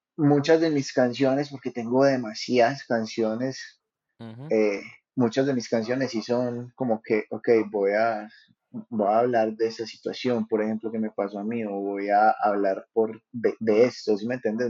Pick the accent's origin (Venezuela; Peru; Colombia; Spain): Colombia; Paisa region, Antioquia; los paisas, gracias a Dios, pues como que nos reciben bien en todos lados